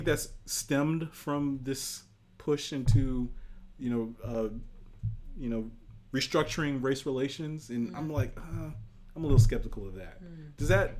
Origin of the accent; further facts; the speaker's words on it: Nigeria; being Nigerian